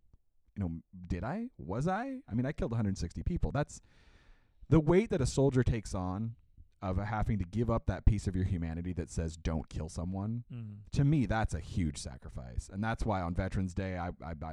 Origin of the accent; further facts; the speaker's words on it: United States; As a U.S. citizen